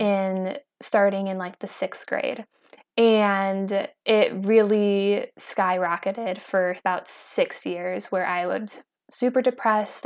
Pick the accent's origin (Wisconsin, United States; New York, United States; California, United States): Wisconsin, United States; Kenosha; I am from Kenosha, Wisconsin, and I'm out here in Idaho.